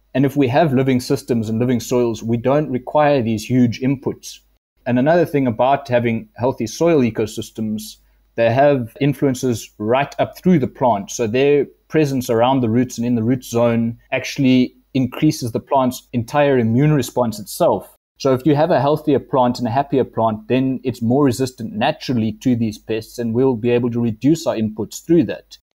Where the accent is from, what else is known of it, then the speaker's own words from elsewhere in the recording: Adelaide, Eastern Cape, South Africa; I grew up in Adelaide, and most people don't know where that is. It's uh, near Grahamstown, between Fort Beaufort and Bedford, and it's a really small town.